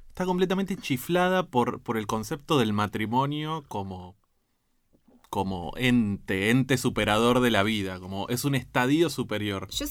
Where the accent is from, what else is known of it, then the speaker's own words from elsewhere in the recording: Argentina; como argentino